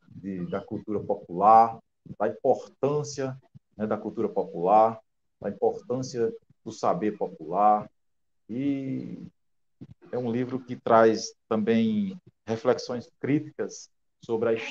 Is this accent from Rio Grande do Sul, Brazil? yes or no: no; Alexandria, Rio Grande do Norte, Brazil; born there; also born or lived in Mossoró / Natal; now in São Gonçalo do Amarante, Brazil; eu nasci em Alexandria, no, no interior do nosso estado, Rio Grande do Norte, né? E tenho uma longa caminhada, passei por Mossoró, né? E cheguei a Natal